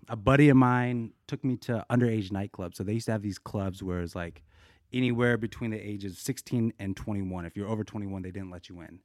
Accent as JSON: {"language": "English", "town": "Boulder", "region": "Colorado", "country": "United States", "tie": "born or raised there", "also_born_or_lived": "Korea", "moved": "yes", "lives_now": "Los Angeles, United States", "said": "I grew up in Boulder, Colorado, three oh three"}